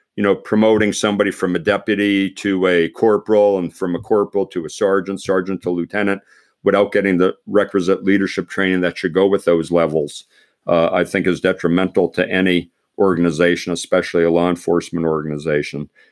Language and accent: English; Pennsylvania, United States; I grew up in Pennsylvania